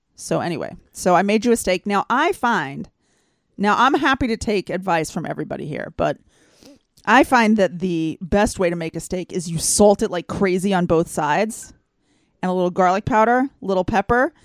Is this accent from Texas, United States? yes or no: yes; Texas, United States; now in Israel; I grew up in Texas